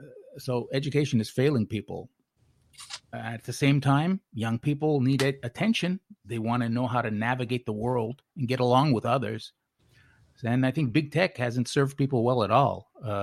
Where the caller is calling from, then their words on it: Tokyo, Japan; I'm calling from Tokyo.